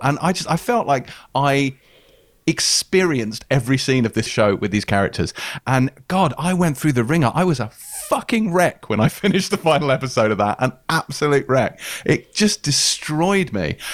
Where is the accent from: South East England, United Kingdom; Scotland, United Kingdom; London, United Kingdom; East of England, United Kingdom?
London, United Kingdom; Pinner; I, I grew up in Pinner